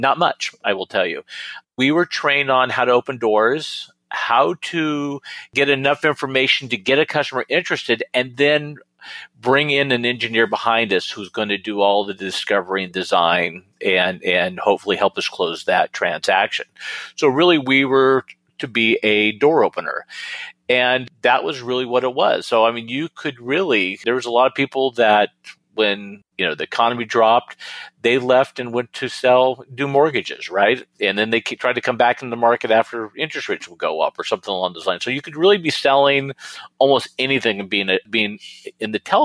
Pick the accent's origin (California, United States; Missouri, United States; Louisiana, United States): California, United States; north coast of; now in Sacramento, United States; I grew up right on the north coast of California, you know, gorgeous redwood country, the rugged Pacific.